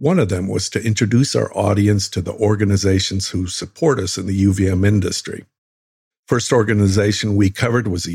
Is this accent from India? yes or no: no; Canada; moved away as an adult; now in California, United States; I truly love my Canadian roots, I'm also a U.S. Navy Vietnam-era veteran living down here in California. I actually have dual citizenship